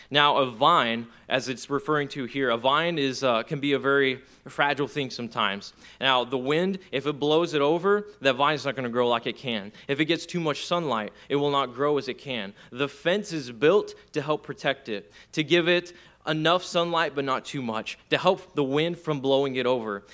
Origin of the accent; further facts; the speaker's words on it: Texas, United States; where I grew up in Texas, we have a lot of black land